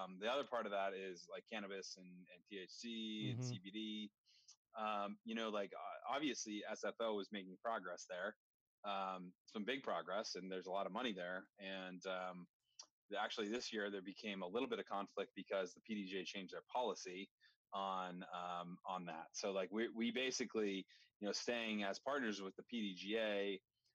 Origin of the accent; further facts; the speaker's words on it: Vermont, United States; I'm from Vermont